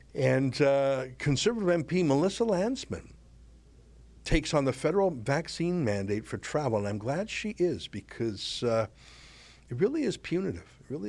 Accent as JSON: {"language": "English", "country": "Canada", "said": "as a Canadian"}